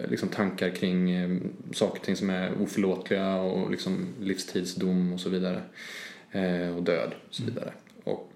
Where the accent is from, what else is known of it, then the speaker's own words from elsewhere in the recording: Trollhättan, Västra Götaland, Sweden; jag kommer ju från Trollhättan, jag kommer mm. från Skogsöden.